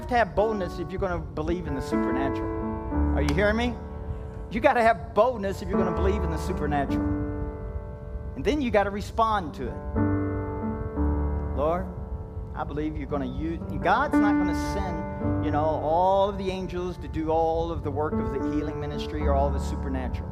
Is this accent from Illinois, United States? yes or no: no; Kentucky, United States; I'm from Kentucky